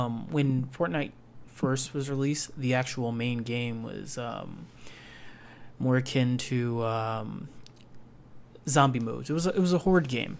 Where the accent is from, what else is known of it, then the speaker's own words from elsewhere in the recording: United States; I was born in America